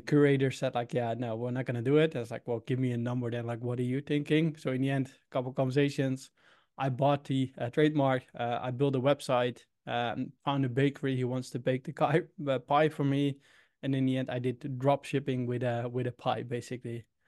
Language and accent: English; Utrecht, Netherlands; English is a second language; also born or lived in Sydney, Australia / Indianapolis, United States; I'm from the Netherlands, Utrecht